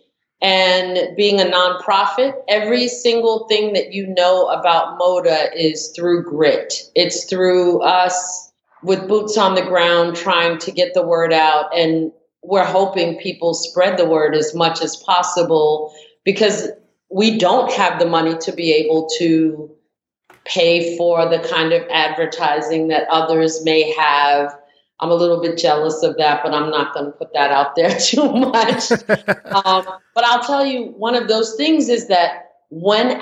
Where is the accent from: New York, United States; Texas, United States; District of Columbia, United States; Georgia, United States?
New York, United States; moved away as an adult; also born or lived in Brooklyn; now in Atlanta, United States; being born and raised in New York and then moving to Atlanta